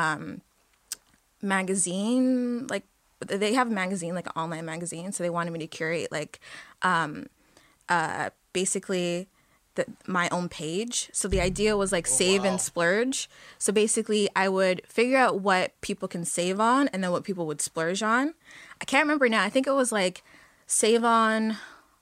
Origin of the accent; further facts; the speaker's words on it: Toronto, Ontario, Canada; moved away as an adult; now in Halifax, Canada; we're from Toronto. It's a big city